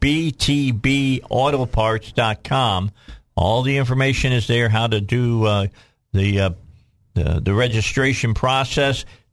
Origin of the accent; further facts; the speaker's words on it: Cabot, Arkansas, United States; I'm from Cabot